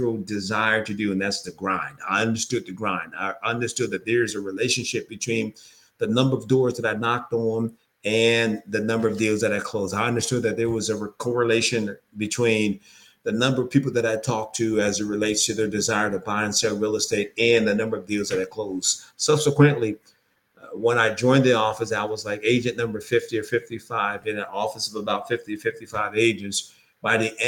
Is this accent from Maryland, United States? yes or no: no; York, Pennsylvania, United States; I'm originally from York, Pennsylvania.